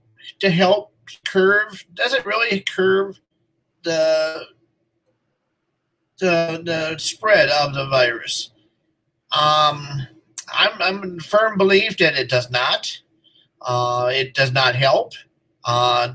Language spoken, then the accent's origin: English; United States; also born or lived in Minnesota; we as American people